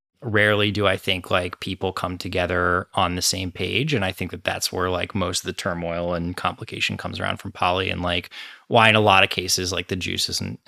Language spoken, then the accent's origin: English; Northeast, United States; Yeah. I grew up in the Northeast. I moved around a lot as a kid.